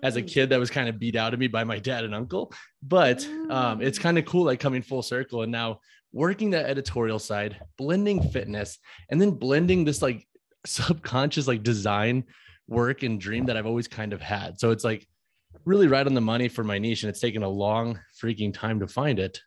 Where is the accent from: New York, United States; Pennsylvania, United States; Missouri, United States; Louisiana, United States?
Missouri, United States; St. Louis; moved away; also born or lived in Long Island; I'm from St. Louis, Missouri